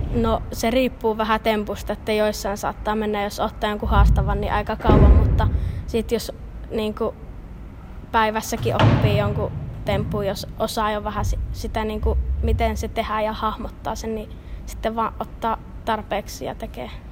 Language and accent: Finnish; Kuopio, North Savo, Finland; mä oon Kuopiosta